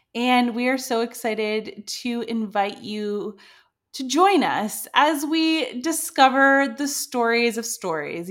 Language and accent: English; Canada; moved away as an adult; now in France; I am a Canadian plus size model who moved to France in two, when did I move here? two thousand sixteen